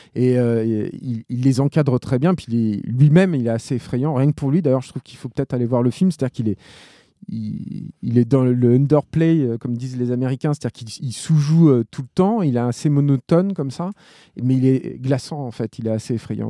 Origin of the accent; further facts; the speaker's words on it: France; en tant que Français